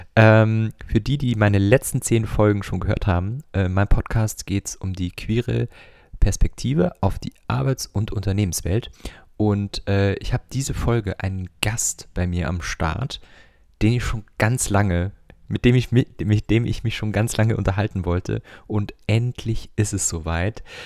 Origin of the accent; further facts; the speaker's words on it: Bavaria, Germany; now in Berlin, Germany; Ich komme nämlich auch aus Bayern.